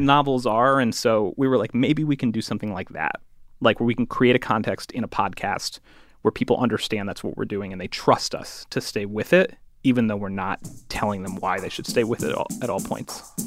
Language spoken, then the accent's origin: English; Connecticut, United States; I'm from Connecticut.